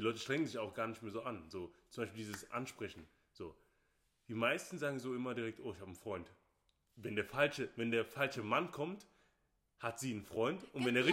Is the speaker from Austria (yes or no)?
no; Nigeria; now in Germany; ich bin nicht hier in Deutschland geboren, sondern ich bin Nigerianer